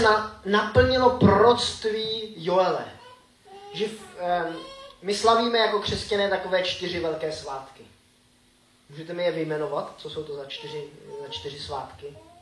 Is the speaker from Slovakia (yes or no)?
no; Grindelwald, Bern, Switzerland; also born or lived in Frýdlant / Frenštát; now in Czech Republic; Vyrůstal jsem ve Švýcarsku tady v tom baráku.